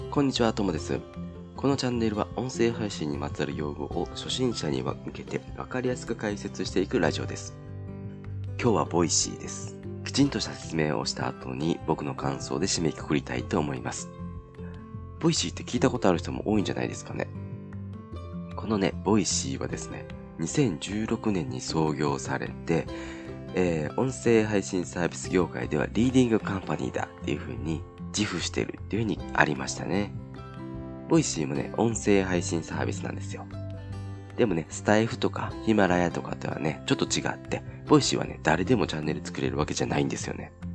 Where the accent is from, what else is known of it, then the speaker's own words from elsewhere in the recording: Kansai, Japan; 僕も関西なんですけど